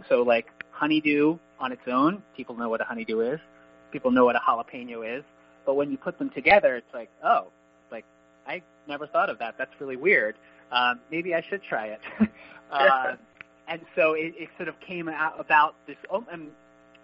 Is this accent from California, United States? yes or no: no; Annapolis, Maryland, United States; also born or lived in Boston; now in Arlington, United States; I grew up in Annapolis